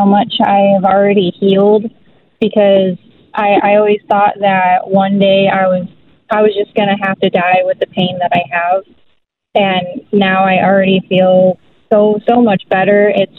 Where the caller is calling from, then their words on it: Cass City, Michigan, United States; I'm from the Cass City area.